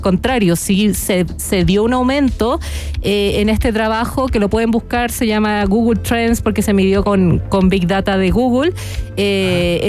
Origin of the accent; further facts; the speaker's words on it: Chile; como chilenos